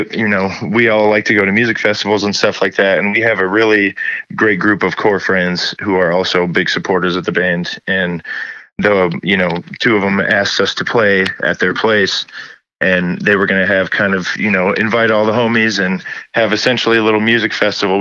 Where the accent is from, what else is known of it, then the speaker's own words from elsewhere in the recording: Muskegon, Michigan, United States; now in Kalamazoo, United States; I grew up in Muskegon, and then moved to Kalamazoo in 2009, and then just really never left the area